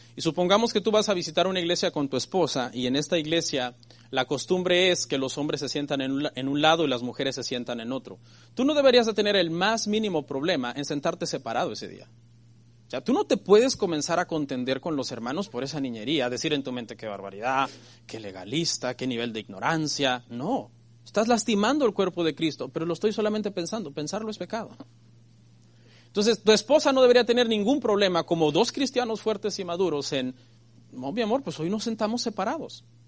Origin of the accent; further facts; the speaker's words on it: Mexico; a mí que soy mexicano